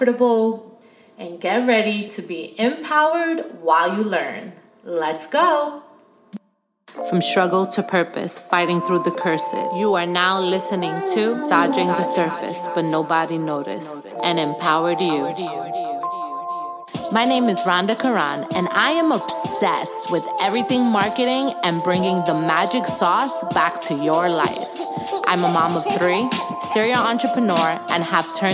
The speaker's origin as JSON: {"language": "English", "town": "New York City", "region": "New York", "country": "United States", "tie": "born or raised there", "also_born_or_lived": "California", "moved": "as an adult", "lives_now": "Florida, United States", "said": "growing up in New York"}